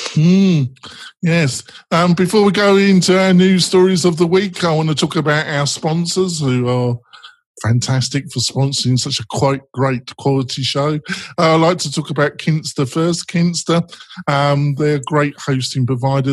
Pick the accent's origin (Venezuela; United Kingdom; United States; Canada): United Kingdom; England; I'm English.